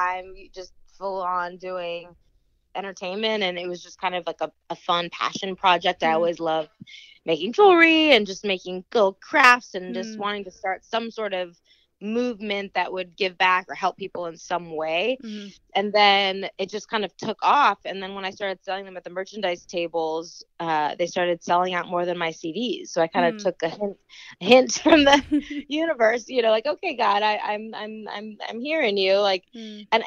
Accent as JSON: {"language": "English", "town": "Los Angeles", "region": "California", "country": "United States", "tie": "born or raised there", "said": "I was born and raised in Los Angeles, which is insane"}